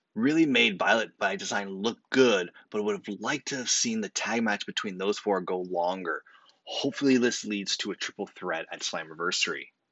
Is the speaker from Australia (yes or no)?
no; Canada; As a Canadian